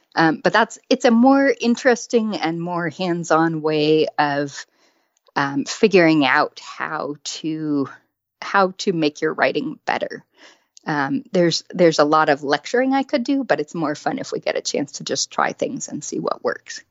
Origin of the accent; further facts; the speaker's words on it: West Coast, United States; I grew up on the West Coast